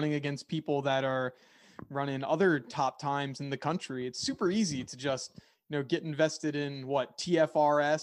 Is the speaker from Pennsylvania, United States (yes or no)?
yes; Philadelphia, Pennsylvania, United States; I'm from the Philadelphia area